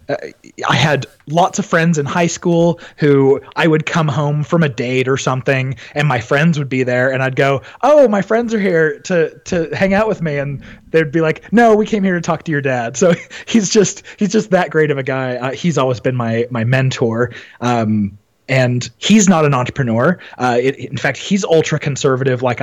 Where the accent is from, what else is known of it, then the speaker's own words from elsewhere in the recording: Utah, United States; also born or lived in Arizona; I was actually born in the state of Utah and ended up moving when I was about 11 with my family down to Arizona